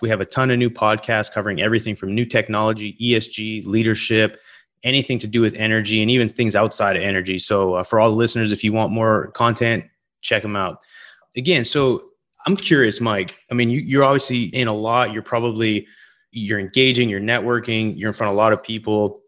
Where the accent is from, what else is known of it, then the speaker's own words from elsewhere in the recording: Western Canada, Canada; moved away; also born or lived in Gulf of Mexico coast; I'm from, originally from Western Canada.